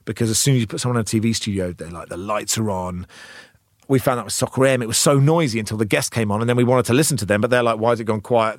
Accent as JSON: {"language": "English", "town": "Cambridge", "region": "East of England", "country": "United Kingdom", "tie": "born or raised there", "also_born_or_lived": "Oxford", "said": "I grew up in Cambridge"}